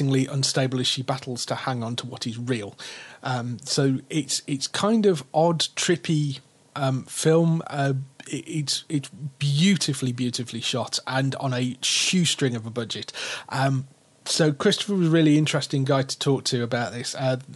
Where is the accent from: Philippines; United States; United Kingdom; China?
United Kingdom; Birmingham, West Midlands; moved away; also born or lived in Stoke-on-Trent / South of England; I moved from like Birmingham